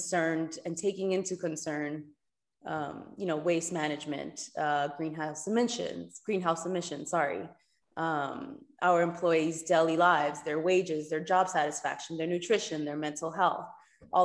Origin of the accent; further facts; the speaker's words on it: New York City, New York, United States; moved away as an adult; now in Cayman Islands; I'm born and raised in New York, Dominican